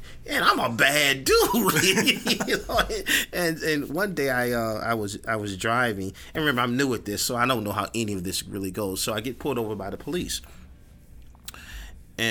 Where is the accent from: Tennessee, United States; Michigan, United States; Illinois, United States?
Illinois, United States; Chicago; I grew up in Englewood